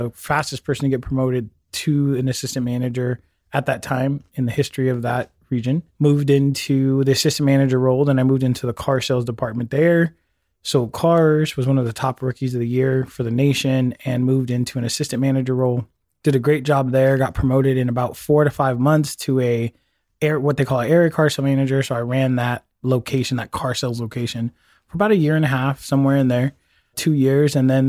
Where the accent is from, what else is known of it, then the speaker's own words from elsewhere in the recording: San Francisco, California, United States; Yeah. So I grew up in San Francisco, had a great life there. I actually grew up in San Francisco.